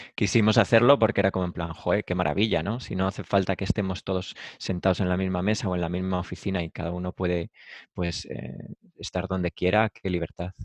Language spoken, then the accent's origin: Spanish; Valladolid, Castile and León, Spain; moved away as an adult; now in Madrid, Spain; yo soy de Valladolid, me vine a Madrid eh, para montar algo más gordo